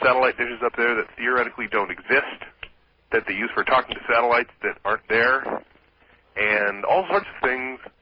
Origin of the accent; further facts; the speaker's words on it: Yakima, Washington, United States; moved away as an adult; also born or lived in Ellensburg, Washington; now in Kirkland, United States; born and bred in Yakima